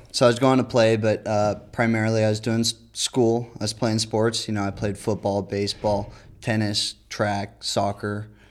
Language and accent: English; near San Bernardino, California, United States; San Bernardino, which is pretty close to my hometown